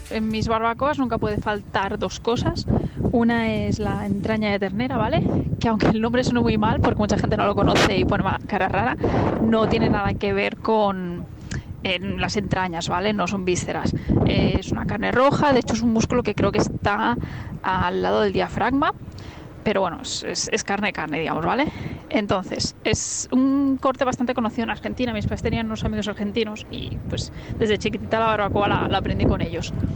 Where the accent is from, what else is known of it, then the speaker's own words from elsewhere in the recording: south of Ourense, Galicia, Spain; moved away; Mi pueblo está en Galicia, al sur de Orense, plenas montañas